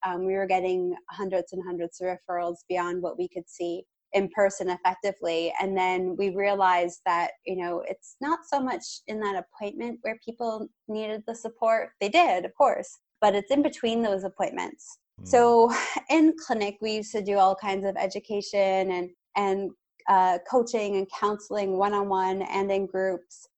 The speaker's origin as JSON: {"language": "English", "country": "Canada", "said": "As a Canadian"}